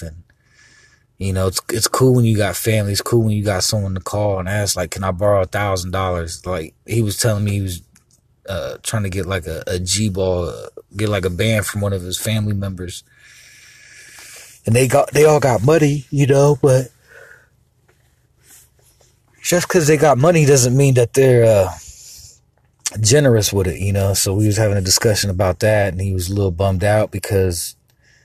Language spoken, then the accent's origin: English; Columbus, Ohio, United States; also born or lived in Miami, Florida; Columbus, Ohio. And even though I was born in Miami, Florida, I was raised here